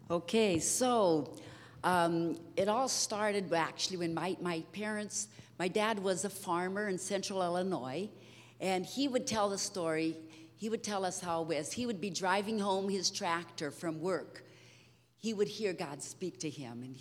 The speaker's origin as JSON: {"language": "English", "country": "Brazil", "tie": "born or raised there", "said": "so, anyhow, we were raised in Brazil."}